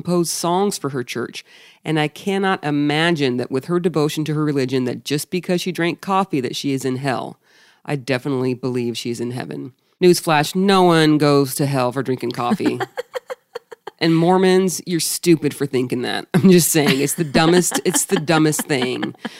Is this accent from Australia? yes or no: yes; Australia; also born or lived in England; I'm from Australia with dual citizenship.